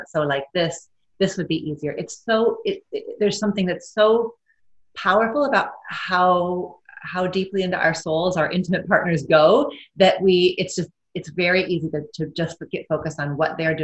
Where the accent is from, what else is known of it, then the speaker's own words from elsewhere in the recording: Midwest, United States; I'm white, I'm Midwestern, I'm American